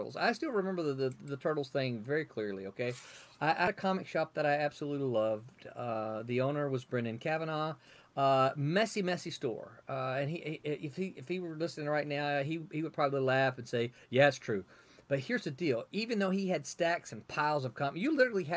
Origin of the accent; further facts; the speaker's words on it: Mississippi, United States; accent: Southern; moved away as an adult; also born or lived in Memphis, Tennessee / California; I'm from the South. I grew up in Mississippi, born in Memphis, grew up in Mississippi